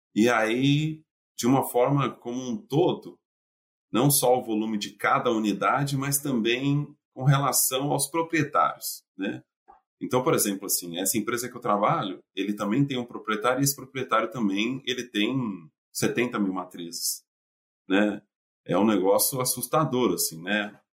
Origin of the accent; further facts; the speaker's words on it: São Paulo, Brazil; moved away as an adult; also born or lived in Minas Gerais; now in United States; eu saí de São Paulo